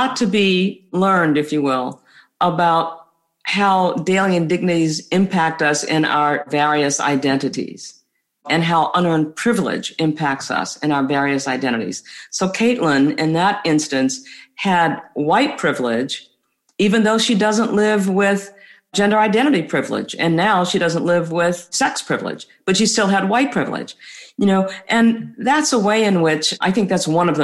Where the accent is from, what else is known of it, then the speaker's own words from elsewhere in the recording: United States; as a person of color, as an American of color